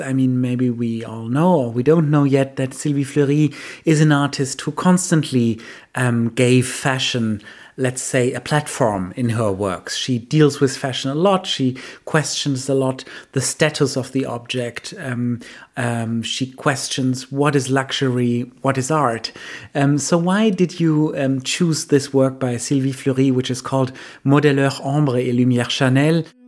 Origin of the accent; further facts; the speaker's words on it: Germany; for us, the Germans